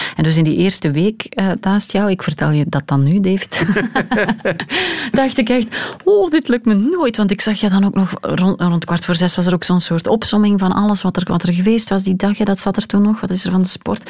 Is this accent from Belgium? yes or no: yes; Hamme, Flanders, Belgium; Ik ben ehm, opgegroeid in Hamme, waar uh, Dender, eh, wat zeg ik, waar eh, Schelde en Durme samenvloeien.